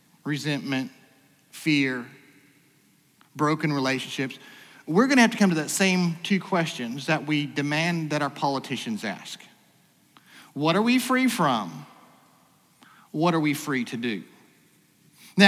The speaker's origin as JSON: {"language": "English", "country": "United States", "said": "As an American"}